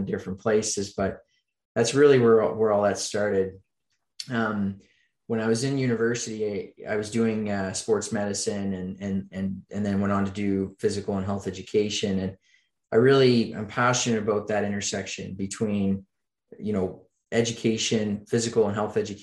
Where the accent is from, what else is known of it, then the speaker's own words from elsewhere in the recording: Oxford, Nova Scotia, Canada; I grew up in Eastern Canada, a little town called Oxford, Nova Scotia